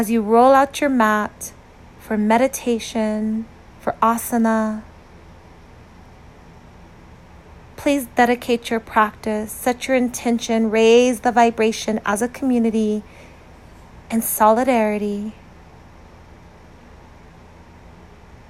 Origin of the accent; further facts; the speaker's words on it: United States; an American who understands what it feels like to be a minority